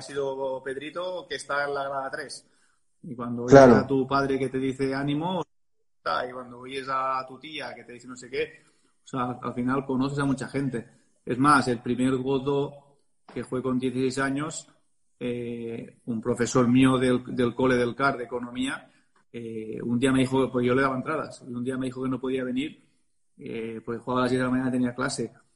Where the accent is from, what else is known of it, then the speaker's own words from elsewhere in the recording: Barcelona, Catalonia, Spain; es mi club, desde los 14 años que soy del club del Real Club de Tenis Barcelona